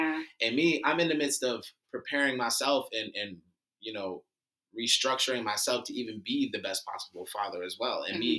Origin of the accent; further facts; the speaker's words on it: Cleveland, Ohio, United States; now in Tampa, United States; I'm from Cleveland, Ohio.